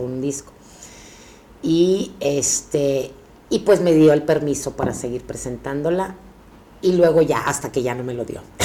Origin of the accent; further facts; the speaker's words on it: Monterrey, Nuevo León, Mexico; moved away as an adult; now in Mexico City, Mexico; yo soy actriz de Regiomontana y me vine a México